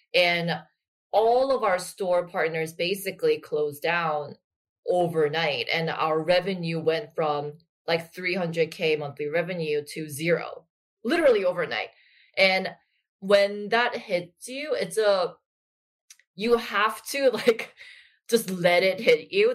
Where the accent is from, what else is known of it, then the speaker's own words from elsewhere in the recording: Busan, South Korea; I actually grew up in Busan